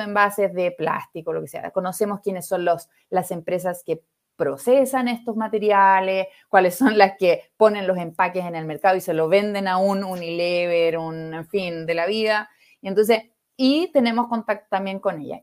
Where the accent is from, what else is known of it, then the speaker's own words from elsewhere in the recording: Viña del Mar, Valparaíso, Chile; Chilena, de Viña, de donde soy yo